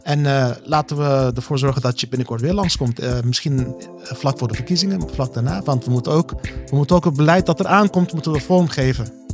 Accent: Netherlands; zijn we Nederlanders

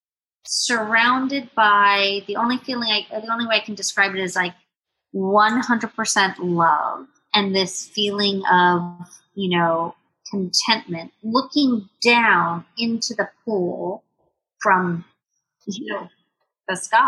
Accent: Jamaica; moved away; born and raised in Jamaica, West Indies. My parents moved to Jamaica after the revolution in Cuba. So they are both Cuban

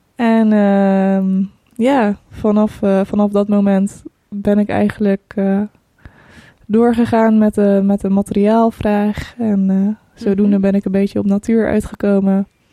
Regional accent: Breda, North Brabant, Netherlands; also born or lived in Croatia; Ik ben 29 jaar en ik kom uit Breda

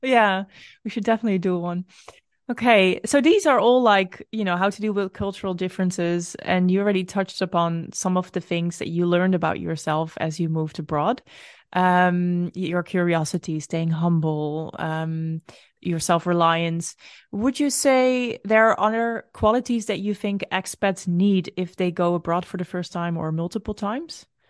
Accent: Netherlands; moved away as an adult; also born or lived in Brazil; it is still my home country, but it doesn't always feel like my home.

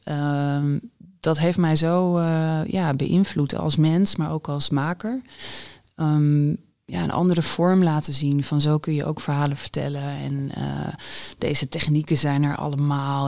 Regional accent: Groningen, Netherlands; de Borgmanschool in Groningen

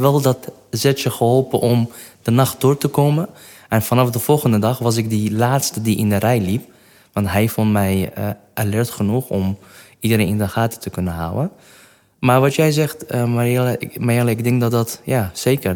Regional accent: Kirkuk, Kirkuk Governorate, Iraq; Dutch is a second language; moved away as an adult; also born or lived in Kurdistan Region; now in Netherlands; Ik ben in Kerkuk geboren. Dat is een stad in het noordelijke gedeelte van Irak.

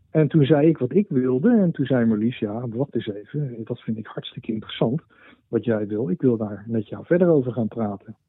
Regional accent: Netherlands; moved away as an adult; also born or lived in United States; ik, heb een tijdje in Amerika gewoond, heb ik het enorm naar mijn zin gehad. Mhm. Ik ben uh, zo'n eh, nou, zeg maar zo 20 jaar geleden weer naar Nederland teruggekomen

